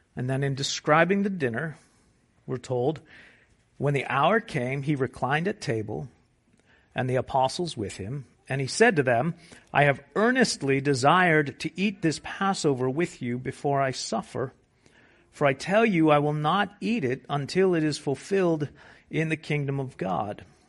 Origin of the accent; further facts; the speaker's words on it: United States; we're American